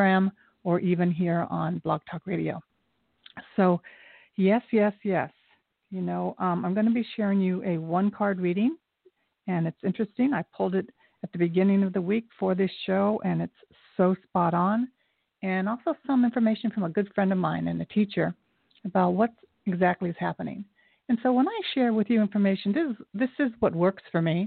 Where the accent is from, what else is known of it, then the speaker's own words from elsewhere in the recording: Japan; moved away; I was born in Japan. I'm half Japanese, and the other side is Scotch-Irish.